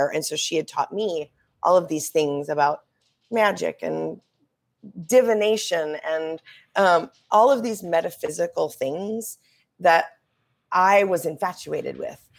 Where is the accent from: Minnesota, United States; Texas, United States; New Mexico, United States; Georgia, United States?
Minnesota, United States; now in Colorado, United States; I usually only tell people that I'm from Colorado because I've lived in Colorado since for such a long time.